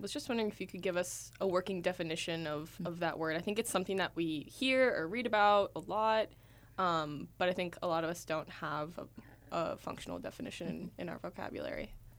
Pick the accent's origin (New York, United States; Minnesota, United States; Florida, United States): Minnesota, United States; moved away; I'm from Minnesota